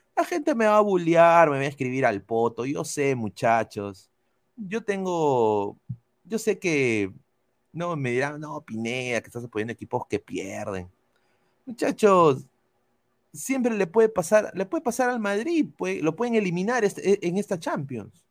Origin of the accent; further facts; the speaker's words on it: Peru; now in United States; como peruano